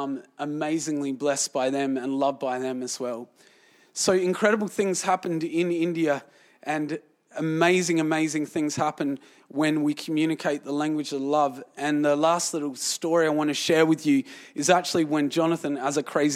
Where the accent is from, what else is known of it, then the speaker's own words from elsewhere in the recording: Australia; I was from Australia